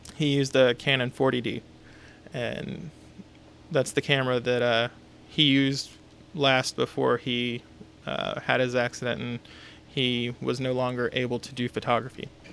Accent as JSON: {"language": "English", "town": "Houston", "region": "Texas", "country": "United States", "moved": "yes", "said": "I'm from Texas originally. I'm from Houston."}